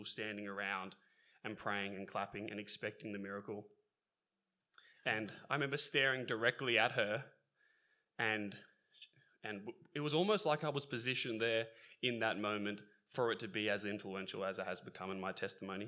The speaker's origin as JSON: {"language": "English", "town": "Sydney", "region": "New South Wales", "country": "Australia", "tie": "born or raised there", "said": "I grew up in the Northern Beaches of Sydney, which is not exactly a spiritually edifying region of Australia"}